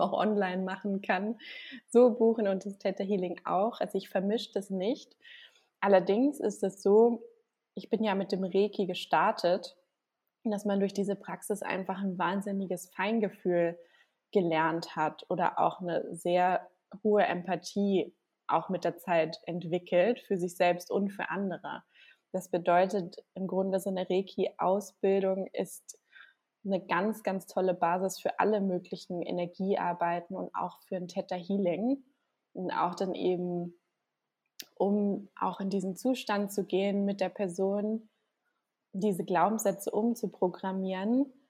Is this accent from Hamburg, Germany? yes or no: yes; Hamburg, Germany; moved away as an adult; now in Gran Canaria, Spain; ich komme gebürtig aus Hamburg und bin aber jetzt seit ja, anderthalb Jahren auf Gran Canaria